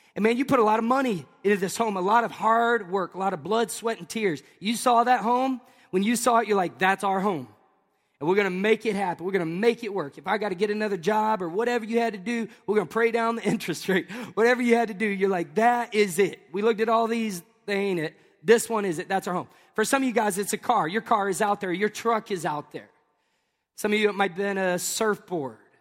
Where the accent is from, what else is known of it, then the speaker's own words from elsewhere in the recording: Tennessee, United States; moved away; also born or lived in Tampa, Florida; I'm from Tennessee.